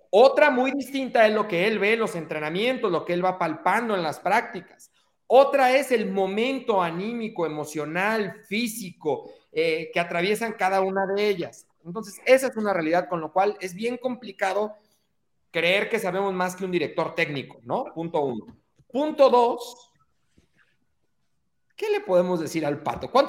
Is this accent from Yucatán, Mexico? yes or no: no; Mexico City, Mexico; Yo soy chilango